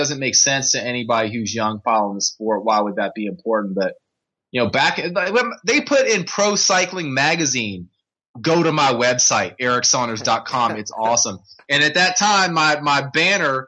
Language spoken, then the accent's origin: English; Richmond, Virginia, United States; I grew up in Richmond, Virginia